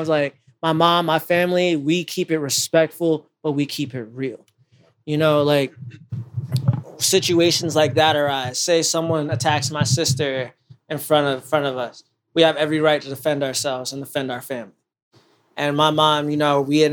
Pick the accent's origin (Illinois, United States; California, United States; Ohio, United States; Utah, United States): Ohio, United States; Canton; I'm from Canton